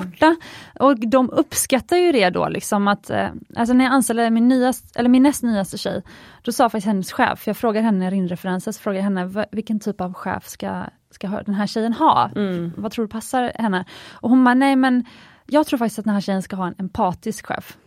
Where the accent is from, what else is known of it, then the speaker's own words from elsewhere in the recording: Sweden; i Sverige vi är väldigt effektiva